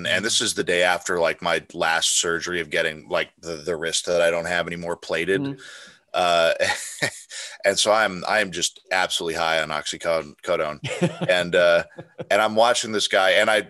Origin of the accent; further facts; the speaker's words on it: Colorado, United States; also born or lived in Clarksville, Tennessee; I'm mostly from Colorado. I was born in Clarksville, Tennessee, when my dad was at the 101st Airborne.